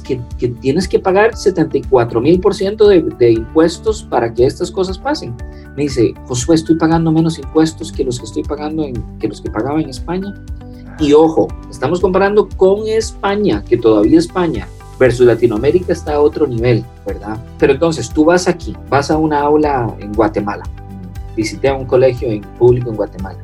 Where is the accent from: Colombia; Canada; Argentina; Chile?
Canada; Montreal, Quebec; first language French; Spanish is a second language; moved away; Yo me crié en Canadá, entonces mi primer idioma era, o aprendía a escribir y a leer en francés.